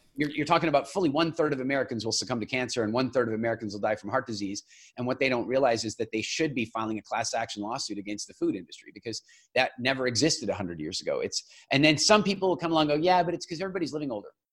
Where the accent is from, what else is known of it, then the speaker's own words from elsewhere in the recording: Eastern Canada, Canada; I grew up in Eastern Canada